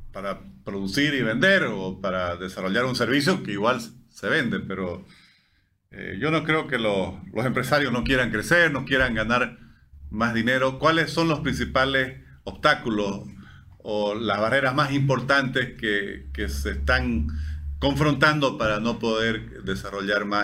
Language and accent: Spanish; Bolivia; somos bolivianos